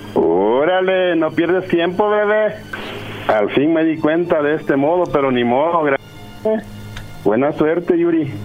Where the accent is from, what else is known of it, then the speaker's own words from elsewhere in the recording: El Salvador; también de El Salvador, de ahí el mismo lugar